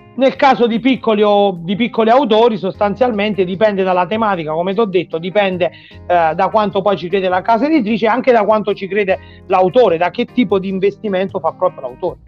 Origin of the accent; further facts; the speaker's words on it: Frosolone, Molise, Italy; now in Rome, Italy; il mio paese natale che si chiama Frosolone in provincia di Sernia